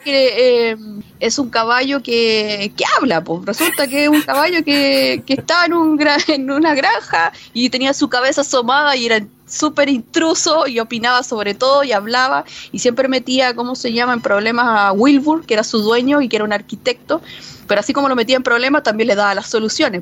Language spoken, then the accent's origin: Spanish; Chile; nosotros como chilenos